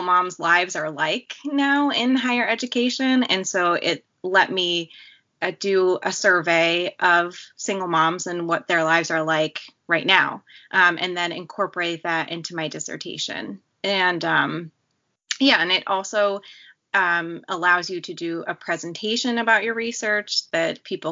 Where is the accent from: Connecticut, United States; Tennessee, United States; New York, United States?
New York, United States; Morrisville; moved away; I'm originally from Morrisville, New York